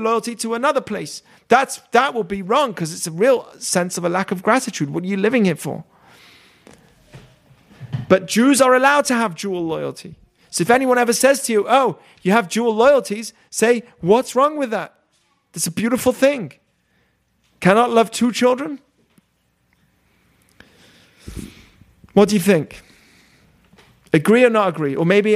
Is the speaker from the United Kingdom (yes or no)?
yes; England, United Kingdom; now in United States; I have triple loyalty: Israel, America, and England. England's where my family is.